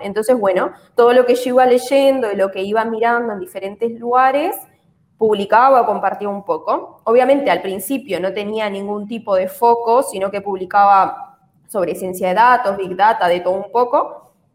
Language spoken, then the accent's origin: Spanish; Uruguay; moved away as an adult; now in Spain; soy de Uruguay y estudié contabilidad en Uruguay